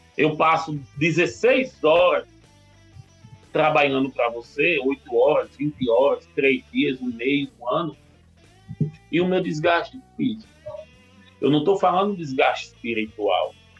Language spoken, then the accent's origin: Portuguese; Natal, Rio Grande do Norte, Brazil; now in São Paulo, Brazil; Hoje eu não tenho mais acesso nem à minha terra natal, Natal, cidade natal